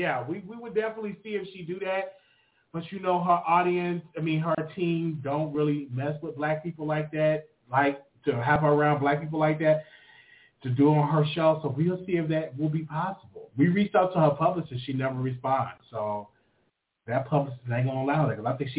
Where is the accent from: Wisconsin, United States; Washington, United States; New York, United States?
New York, United States; Thank you for calling in. I come from New York.